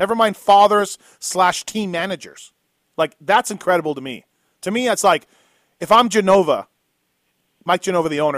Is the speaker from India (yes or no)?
no; Canada; now in United States; I'm Canadian